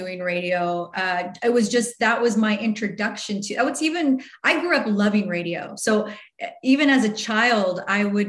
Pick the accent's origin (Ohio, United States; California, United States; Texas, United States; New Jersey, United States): California, United States; Riverside; I grew up in Riverside